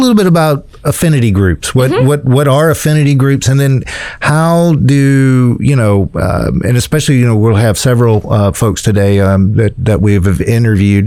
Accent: South Carolina, United States; growing up in South Carolina, not really knowing Columbia

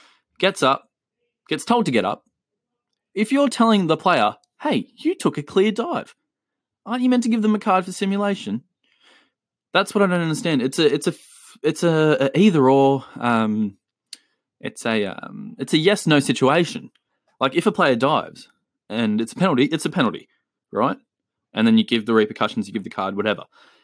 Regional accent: Chile; I have seen so many posts, obviously because of the fact that I'm from Chile.

